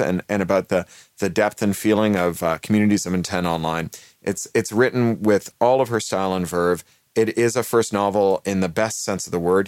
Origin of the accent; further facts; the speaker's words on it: Canada; also born or lived in United Kingdom; now in Los Angeles, United States; I'm Canadian by birth and British by naturalization